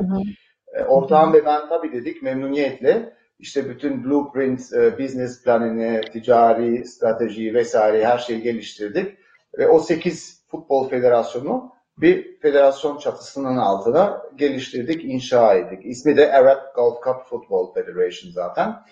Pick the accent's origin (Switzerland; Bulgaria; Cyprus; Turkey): Switzerland; annem Türk, babam İsviçreli ama doğma büyüme e, İsviçreliyim.